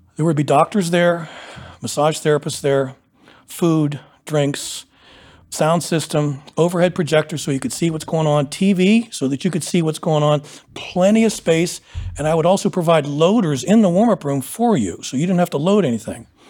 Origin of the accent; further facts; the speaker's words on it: Pennsylvania, United States; moved away as an adult; now in Columbus, United States; I'm from Pennsylvania